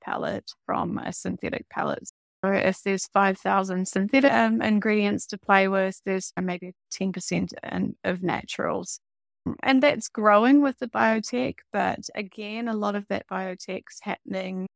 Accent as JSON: {"language": "English", "country": "New Zealand", "also_born_or_lived": "Amsterdam, Netherlands", "said": "me being a New Zealander, starting the business in Amsterdam"}